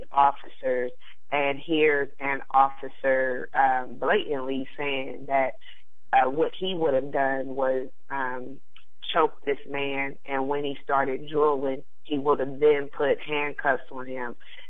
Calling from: Columbus, Ohio, United States; I am from Columbus, Ohio.

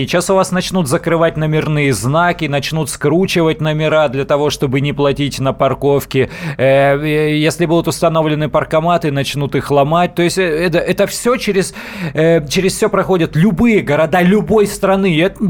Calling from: Novosibirsk, Novosibirsk Oblast, Russia; Э, здравствуйте, я из Новосибирска.

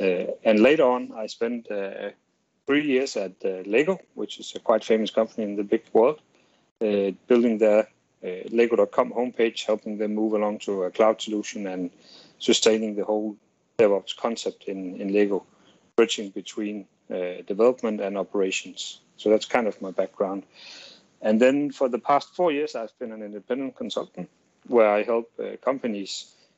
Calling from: Denmark; I'm calling in from Denmark, a small Scandinavian country at the northern part of Europe.

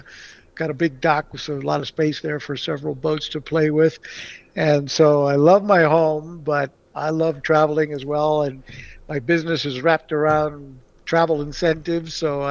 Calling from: Mexico City, Mexico; I'm actually calling in from Mexico City right now. I've been traveling here in Mexico for the last month

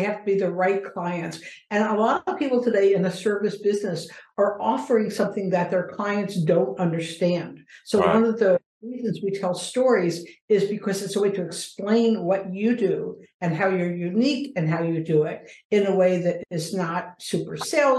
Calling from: Philadelphia, Pennsylvania, United States; Philadelphia, Pennsylvania, in the US.

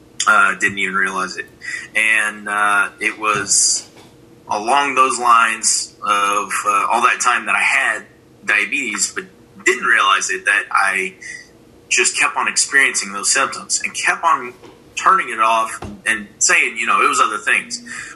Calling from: San Antonio, Texas, United States; San Antonio, Texas. My house. Quarantined.

